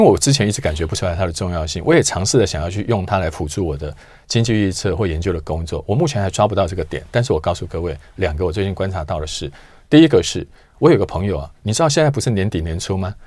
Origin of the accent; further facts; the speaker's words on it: Taiwan; 我们台湾人